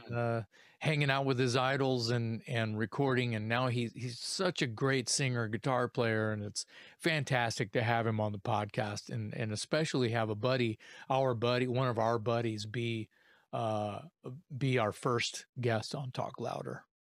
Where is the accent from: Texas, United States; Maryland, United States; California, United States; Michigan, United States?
Texas, United States; Corpus Christi; I'm from South Texas. I'm from Corpus Christi